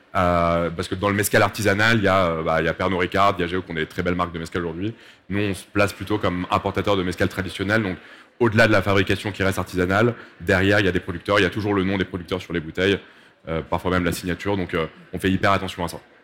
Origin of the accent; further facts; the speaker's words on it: Mexico; je suis mexicain